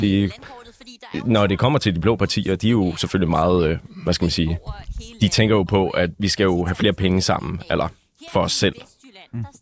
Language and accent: Danish; North Zealand, Capital Region of Denmark, Denmark; also born or lived in Holte; Altså, jeg er jo fra Nordsjælland, originalt, der har boet der det meste af mit liv.